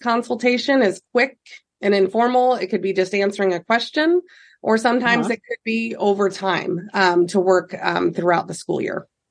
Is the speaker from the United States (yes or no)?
yes; Fullerton, Nebraska, United States; I grew up in Fullerton, Nebraska, and then ended up moving to Nebraska City in '99